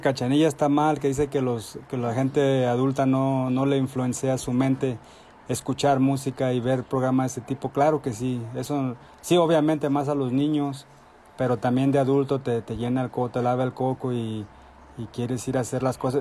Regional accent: Dallas, Texas, United States; now in Salvatierra, Mexico; crecí en Dallas, Texas.

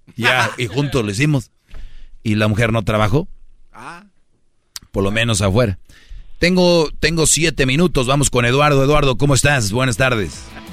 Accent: Mexico; now in United States; Yo conozco muy bien mi país, estoy seguido en mi país

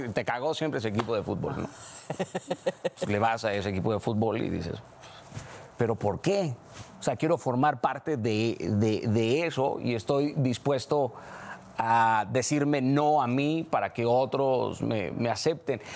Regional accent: Mazatlán, Sinaloa, Mexico; haber crecido en donde crecí, en Mazatlán, Sinaloa

